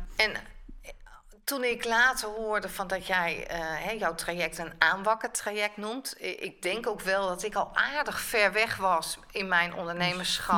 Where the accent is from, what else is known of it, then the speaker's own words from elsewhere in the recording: Rotterdam, South Holland, Netherlands; ik ben een Rotterdammer, Rotterdamse